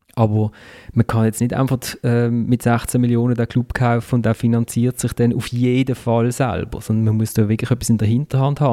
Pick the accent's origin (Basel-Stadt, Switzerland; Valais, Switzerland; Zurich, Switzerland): Basel-Stadt, Switzerland; Basel; als Basler